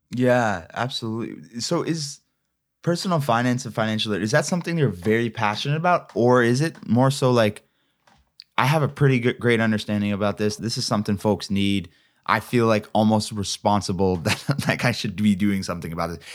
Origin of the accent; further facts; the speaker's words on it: Ontario, Canada; I'm from Ontario